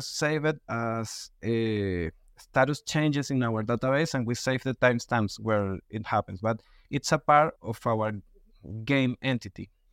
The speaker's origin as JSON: {"language": "English", "country": "Venezuela", "tie": "born or raised there", "second_language": "English", "moved": "as an adult", "lives_now": "Mexico", "said": "I was born in Venezuela, but I have been living in Mexico six years."}